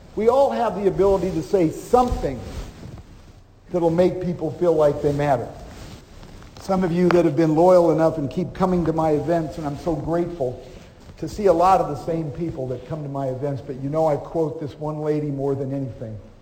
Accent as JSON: {"language": "English", "town": "Omaha", "region": "Nebraska", "country": "United States", "tie": "born or raised there", "moved": "as an adult", "lives_now": "Dallas, United States", "said": "I grew up in Omaha, and later after my school years, I moved to Dallas, Texas."}